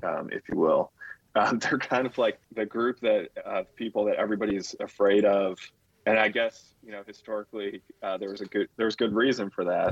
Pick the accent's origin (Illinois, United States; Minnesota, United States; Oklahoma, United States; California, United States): Illinois, United States; Chicago; I grew up in Chicago